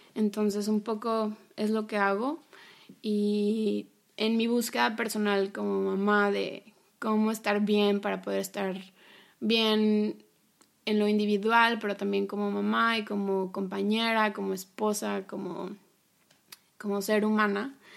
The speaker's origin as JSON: {"language": "Spanish", "town": "Monterrey", "region": "Nuevo León", "country": "Mexico", "moved": "yes", "said": "yo soy de Monterrey y regresé a vivir a, mi ciudad de origen."}